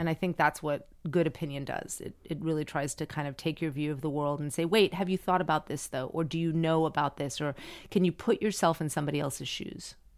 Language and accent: English; Miami, Florida, United States; moved away; I grew up in Miami and everyone spoke Spanish